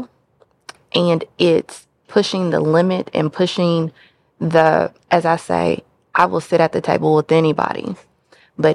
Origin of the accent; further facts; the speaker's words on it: Kentucky, United States; now in Memphis, United States; I am from the great state of Kentucky